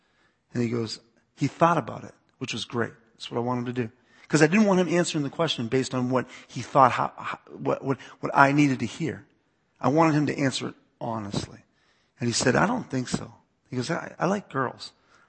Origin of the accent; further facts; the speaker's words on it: East Coast, United States; I grew up in the East Coast, so part of me is like, "Oh, really? They're calling you gay? Get the shovel. We'll take care of this."